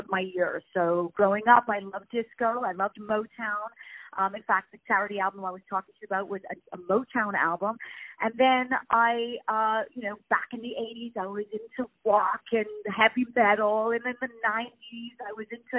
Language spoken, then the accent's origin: English; Montreal, Quebec, Canada; moved away as an adult; now in London, United Kingdom; Originally, I'm from Montreal, from Canada, and I now live in London. I've lived there for many, many, many, many years